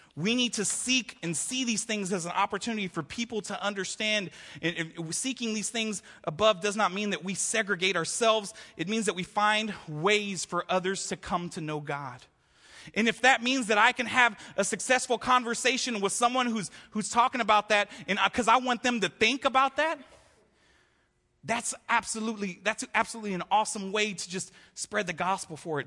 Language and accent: English; Houston, Texas, United States; growing up in Houston, Texas, we celebrated Christmas starting